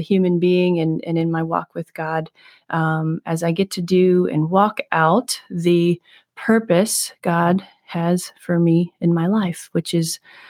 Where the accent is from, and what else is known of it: Maryland, United States